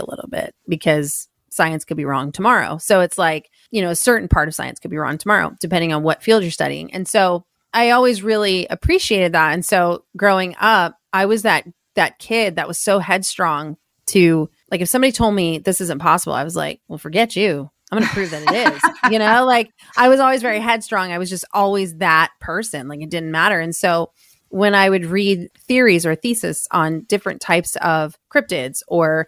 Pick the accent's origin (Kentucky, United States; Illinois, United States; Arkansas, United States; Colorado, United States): Colorado, United States; Estes Park; I grew up in Estes Park, Colorado.